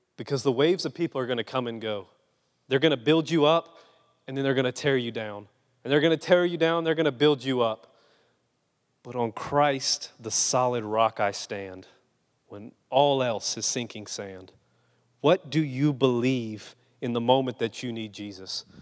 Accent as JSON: {"language": "English", "region": "Louisiana", "country": "United States", "moved": "yes", "said": "I'm just a Cajun boy from Louisiana."}